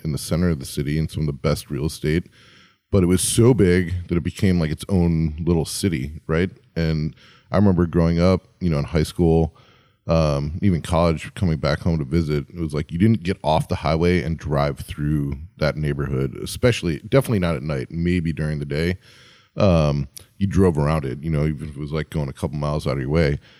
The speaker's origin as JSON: {"language": "English", "town": "Chicago", "region": "Illinois", "country": "United States", "tie": "born or raised there", "moved": "yes", "said": "my hometown, Chicago"}